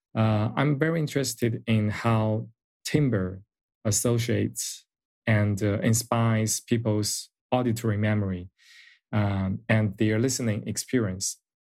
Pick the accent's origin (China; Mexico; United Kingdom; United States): China; moved away as an adult; I'm a composer from China.